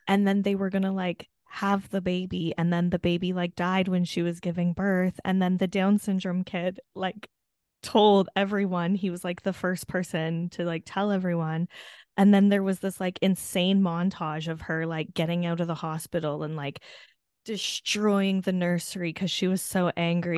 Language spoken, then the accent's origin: English; Hamilton, Ontario, Canada; my hometown, Hamilton